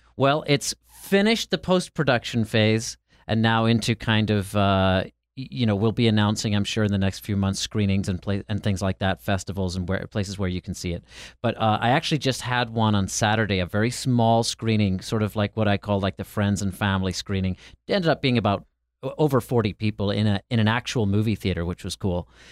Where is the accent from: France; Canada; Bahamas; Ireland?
Ireland; now in United States; I'm from Ireland and came to America